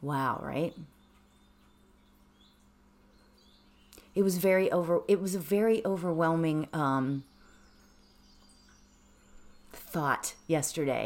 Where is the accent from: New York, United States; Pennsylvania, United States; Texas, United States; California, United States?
Pennsylvania, United States; Pittsburgh; now in Los Angeles, United States; I grew up in Pittsburgh